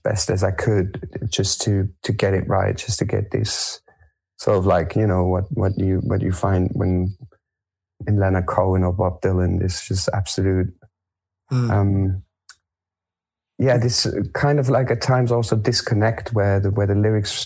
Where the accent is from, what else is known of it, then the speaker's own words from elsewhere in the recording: Germany; also born or lived in France; I was born in France. I grew up in Germany.